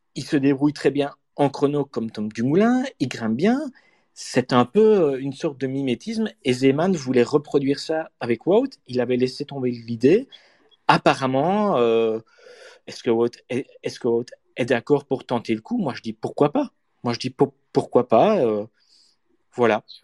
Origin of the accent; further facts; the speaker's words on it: Namur, Wallonia, Belgium; je suis Namurois